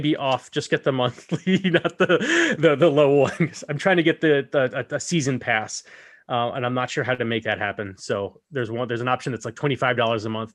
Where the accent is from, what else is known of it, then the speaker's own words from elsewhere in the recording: United States; I am an American